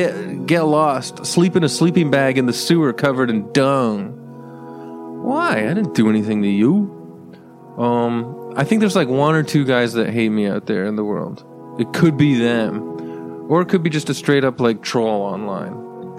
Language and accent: English; California, United States; I'm from California. I do mushrooms and Joshua tree.